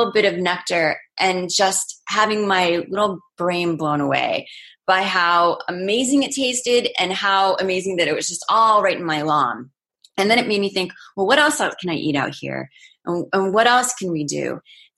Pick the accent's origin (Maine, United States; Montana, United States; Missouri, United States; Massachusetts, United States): Maine, United States; I grew up in Maine and I grew up going outside